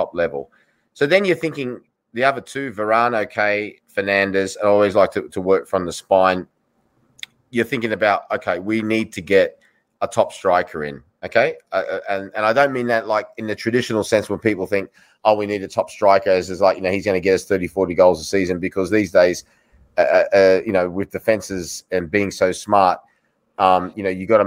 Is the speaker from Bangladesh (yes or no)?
no; Australia; moved away; I'm from Australia